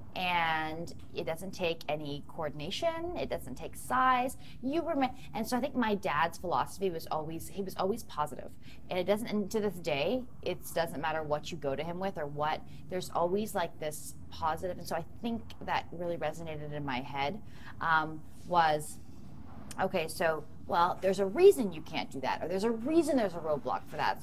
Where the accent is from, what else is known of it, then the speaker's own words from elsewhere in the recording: four hours north of Toronto, Ontario, Canada; moved away as an adult; also born or lived in United States; I'm from four hours north of Toronto.